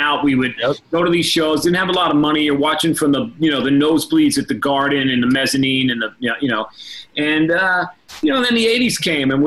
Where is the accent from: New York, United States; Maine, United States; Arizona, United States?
New York, United States; I'm from New York